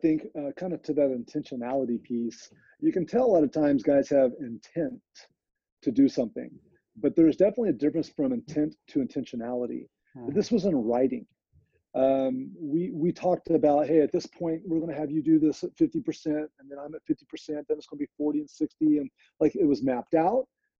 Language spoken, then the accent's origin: English; California, United States; No way, I'm from Central Valley, California.